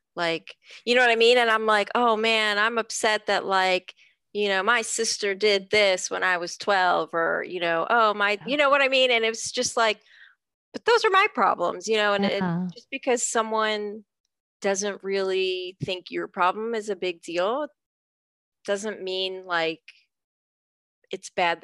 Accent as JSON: {"language": "English", "country": "United States", "tie": "born or raised there", "said": "I've lived here my whole life. I'm a citizen. Clearly I was born here. My parents are naturalized citizens."}